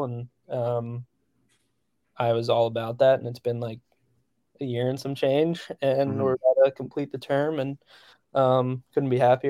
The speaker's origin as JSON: {"language": "English", "region": "New Jersey", "country": "United States", "tie": "born or raised there", "said": "Yeah, I grew up like in Central Jersey, so Starline Ballroom was probably like the big one growing up that I went to all the time."}